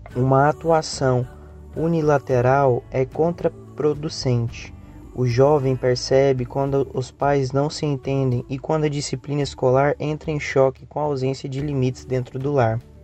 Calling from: Goiânia, Goiás, Brazil; eu sou de Goiânia e falo do Centro Espírita Caridade e o Caminho

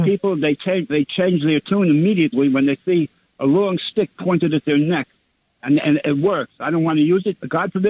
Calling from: Brooklyn, New York, United States; … from Brooklyn.

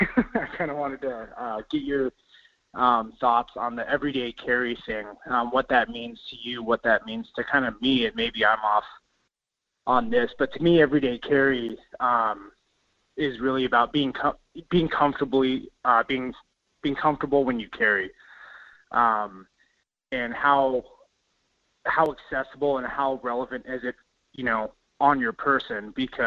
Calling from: Wasilla, Alaska, United States; Good morning. It's … from Wasilla.

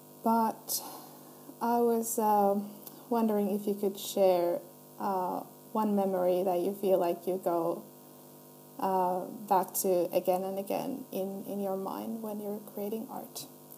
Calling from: Finland; I'm a listener from Finland.

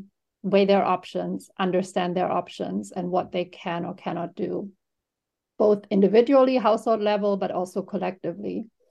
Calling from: New York, United States; I'm calling in from New York

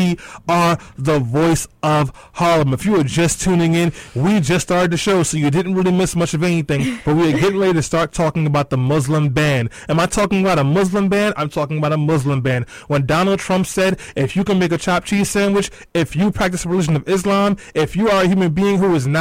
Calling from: Canada; I'm actually calling from Canada right now.

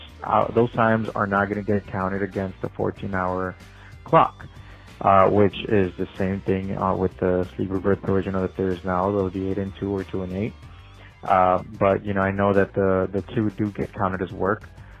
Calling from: Laredo, Texas, United States; I'm calling you from Dial Van Inc., a trucking company here in Laredo, Texas.

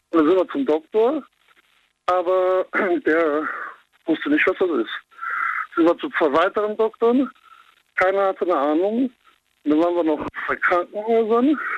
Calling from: Bonn, North Rhine-Westphalia, Germany; Ich komme aus Bonn.

